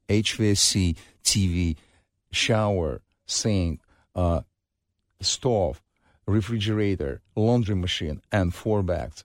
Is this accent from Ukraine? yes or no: yes; Ukraine; moved away; I grew up in Ukraine, I live more, a little bit over my, half of my life in Ukraine